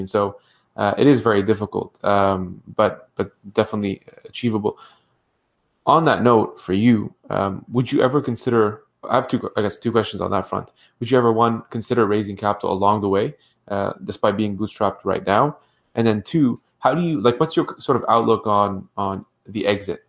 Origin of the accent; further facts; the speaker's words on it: Ottawa, Ontario, Canada; I grew up in Ottawa